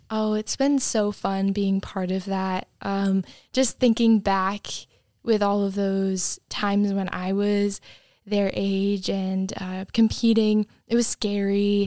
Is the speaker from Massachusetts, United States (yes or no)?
yes; Cape Cod, Massachusetts, United States; moved away as an adult; I'm from Cape Cod, Massachusetts